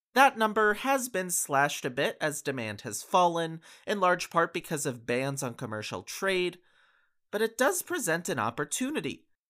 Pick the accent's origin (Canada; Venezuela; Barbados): Canada; I'm a Canadian citizen